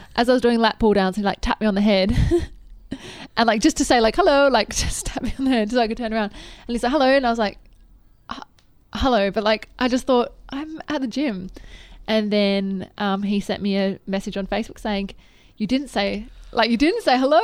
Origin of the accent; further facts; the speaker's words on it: Adelaide, South Australia, Australia; I grew up in Adelaide